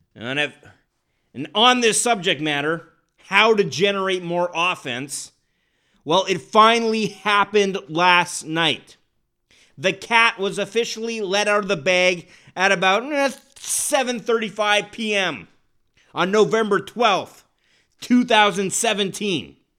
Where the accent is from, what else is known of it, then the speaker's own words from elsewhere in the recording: Winnipeg, Manitoba, Canada; moved away; growing up in Winnipeg, every recess soccer game in grade school ended in a brawl